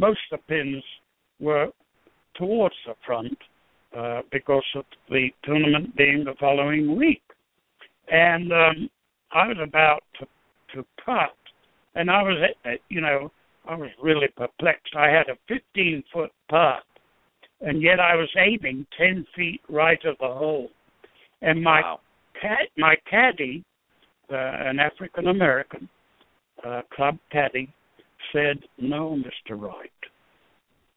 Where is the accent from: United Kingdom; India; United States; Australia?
United Kingdom; England; moved away; the way I was brought up in England